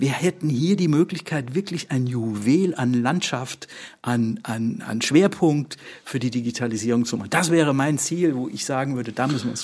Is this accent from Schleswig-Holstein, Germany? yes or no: yes; Schleswig-Holstein, Germany; können wir hier äh, als Schleswig-Holsteiner mit Hamburg und wir bestimmen in Hamburg, was läuft in der Infrastruktur.